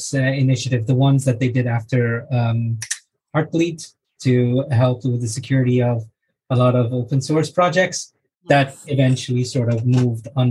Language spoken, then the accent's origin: English; Egypt; now in London, United Kingdom; I live in London with my wife, and I'm originally from Egypt